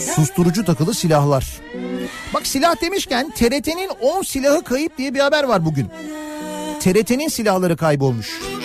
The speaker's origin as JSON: {"language": "Turkish", "area": "Fatih / Kocamustafapaşa", "region": "Istanbul", "country": "Turkey", "said": "bizim oralar da öyle. Koca Mustafa Paşa öyle, Fatih öyle"}